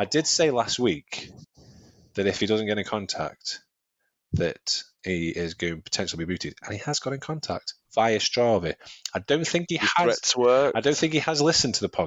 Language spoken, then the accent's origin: English; Staffordshire, West Midlands, United Kingdom; I'm from Staffordshire